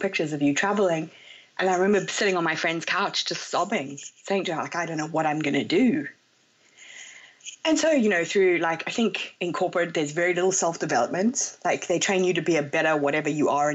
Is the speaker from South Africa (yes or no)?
yes; South Africa; moved away as an adult; also born or lived in London, United Kingdom / Hong Kong; I'm South African originally, and I moved to London after I became a chartered accountant